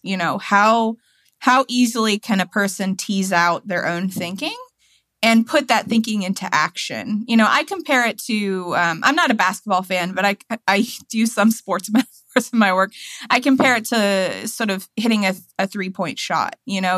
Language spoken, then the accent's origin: English; Tennessee, United States; now in Washington, D.C., United States; I'm from Tennessee, you know, my hometown